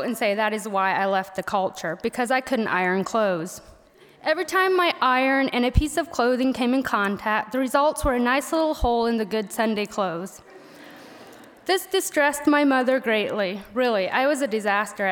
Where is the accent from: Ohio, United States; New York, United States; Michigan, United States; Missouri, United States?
Missouri, United States; accent: southern; first language Pennsylvania Dutch; English is a second language; moved away as an adult; I attended a one-room schoolhouse in a small Amish community in Missouri